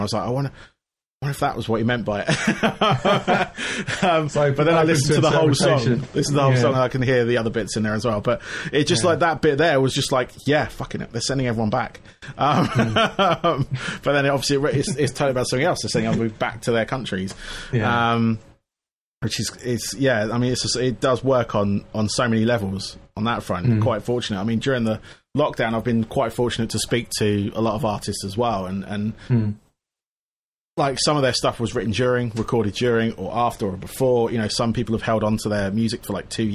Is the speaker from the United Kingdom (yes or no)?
yes; England, United Kingdom; I'm English